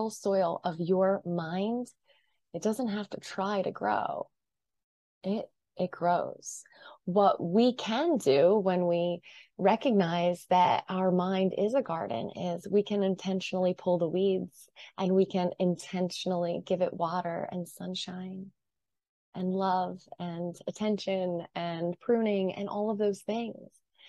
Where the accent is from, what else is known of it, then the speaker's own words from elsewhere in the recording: New Jersey, United States; I'm from New Jersey. I kind of live at the Jersey Shore